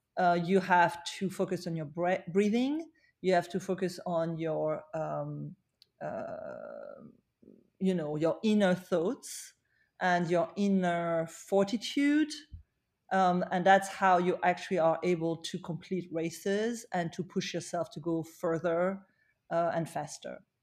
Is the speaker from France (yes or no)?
yes; Paris, Île-de-France, France; now in New York, United States; I, I was born in Paris, uh, but I chose to spend my life in New York.